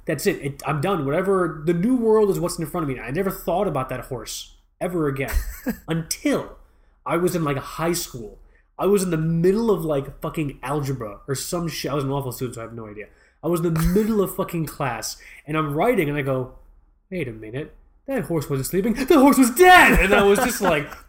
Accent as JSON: {"language": "English", "country": "United States", "tie": "born or raised there", "said": "I was born here in the States. My parents are from Pakistan"}